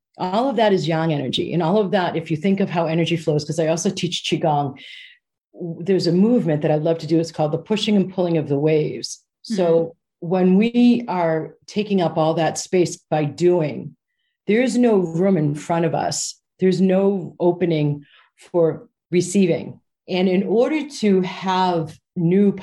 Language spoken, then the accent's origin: English; United States; moved away as an adult; now in United Kingdom; as an American